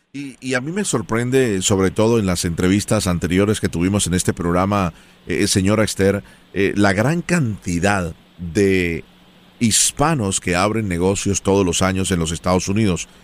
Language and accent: Spanish; Colombia; now in United States; yo soy colombiano